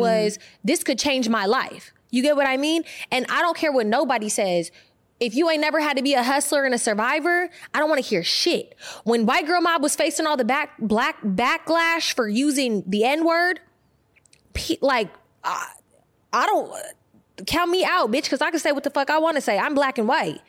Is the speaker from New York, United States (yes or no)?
no; Bay Area, California, United States; When I was growing up, I grew up in the Bay Area